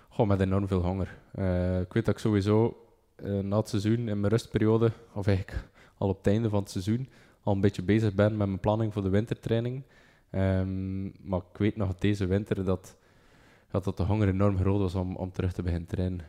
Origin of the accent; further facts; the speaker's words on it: Bruges, Flanders, Belgium; ik van Brugge ben